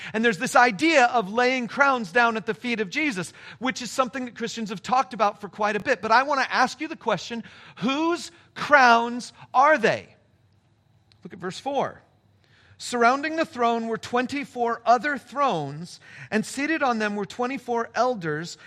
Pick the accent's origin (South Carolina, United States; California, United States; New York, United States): California, United States; Palm Springs; moved away; my hometown